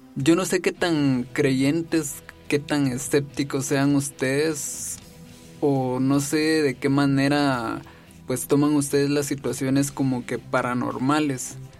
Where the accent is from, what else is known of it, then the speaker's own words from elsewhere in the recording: Jalapa, Guatemala; yo soy de Jalapa, de un municipio de Jalapa